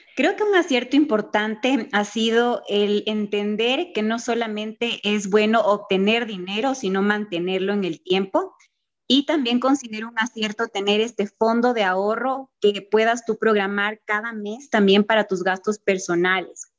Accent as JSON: {"language": "Spanish", "country": "Ecuador"}